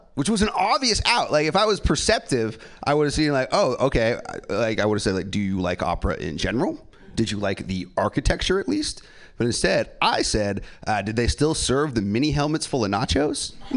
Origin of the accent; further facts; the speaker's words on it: San Francisco, California, United States; I'm born and raised here in San Francisco